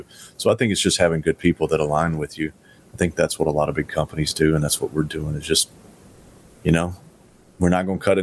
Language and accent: English; Tennessee, United States; I'm from Tennessee